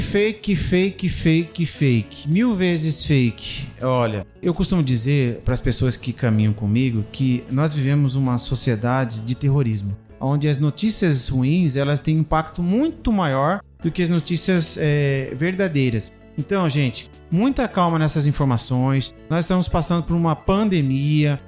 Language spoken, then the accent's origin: Portuguese; Cuiabá, Mato Grosso, Brazil; como cuiabano que sou de origem